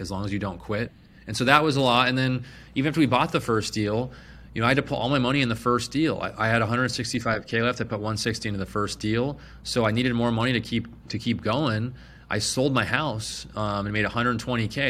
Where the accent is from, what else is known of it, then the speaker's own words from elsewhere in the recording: Phoenix, Arizona, United States; I was born and raised in Phoenix